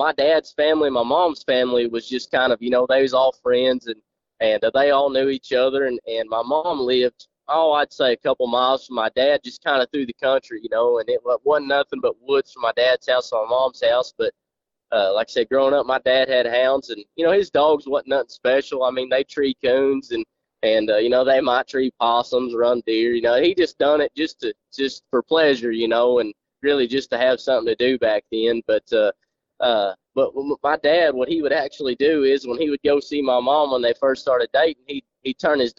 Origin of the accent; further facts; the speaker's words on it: Jay, Oklahoma, United States; I'm from Oklahoma, a small town in northeastern Oklahoma called Jay. Went to school in Jay and graduated